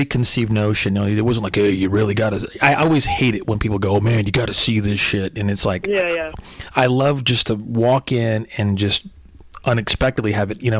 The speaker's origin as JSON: {"language": "English", "area": "Fort Worth, Dallas area", "region": "Texas", "country": "United States", "tie": "born or raised there", "also_born_or_lived": "New York", "moved": "as an adult", "said": "I grew up in Texas, and actually I'm in Dallas actually right now."}